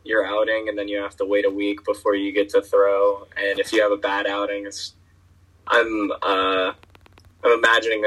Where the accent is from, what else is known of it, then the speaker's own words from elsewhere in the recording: Florida, United States; also born or lived in Virginia; when I moved to Florida from Virginia at like 7 or 8 years old